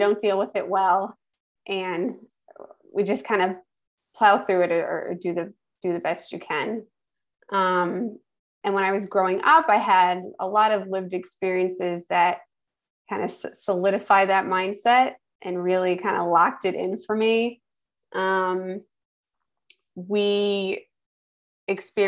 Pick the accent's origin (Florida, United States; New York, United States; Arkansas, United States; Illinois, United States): New York, United States; Schenectady; I'm originally from Schenectady, New York. So upstate New York